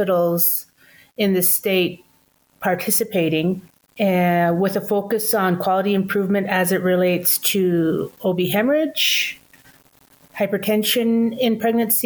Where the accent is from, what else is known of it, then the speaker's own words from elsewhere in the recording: British Columbia, Canada; moved away as an adult; now in Browning, United States; I'm originally from Canada, British Columbia. And I've been in Browning on the Blackfeet Nation for 28 years, since 1995.